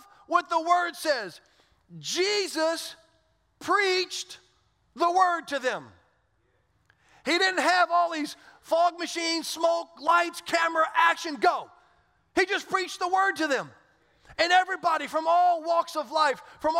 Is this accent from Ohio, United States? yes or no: no; South Louisiana, United States; moved away; I didn't grow up in Orlando. I grew up in South Louisiana